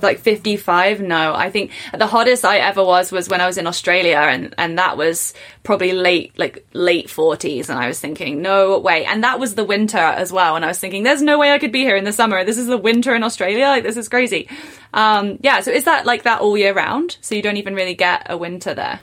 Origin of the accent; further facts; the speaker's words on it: England, United Kingdom; I was born in England and I went to university in England